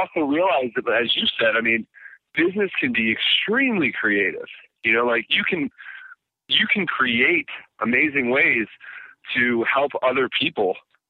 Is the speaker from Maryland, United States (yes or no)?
yes; Baltimore, Maryland, United States; Yeah, Baltimore, born and raised.